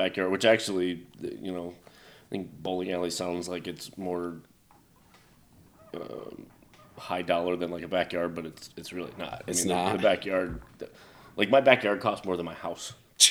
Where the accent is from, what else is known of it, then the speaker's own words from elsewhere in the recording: Rockford, Illinois, United States; moved away; also born or lived in Florida; I grew up outside Chicago